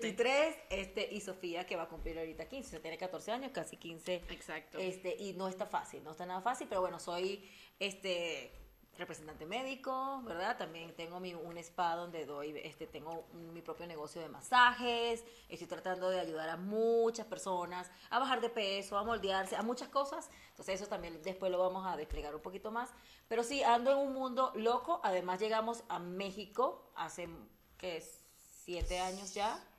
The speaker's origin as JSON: {"language": "Spanish", "country": "Venezuela", "said": "soy somos venezolanas, ¿verdad? Que eso es importante, por eso hablamos un poco rápido"}